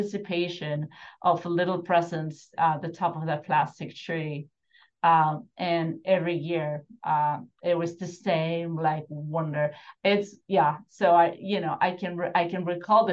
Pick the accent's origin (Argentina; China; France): Argentina; Buenos Aires; now in United States; I grew up in Argentina, Buenos Aires, in apartment buildings, different ones